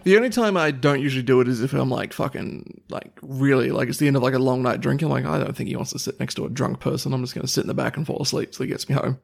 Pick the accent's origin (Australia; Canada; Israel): Australia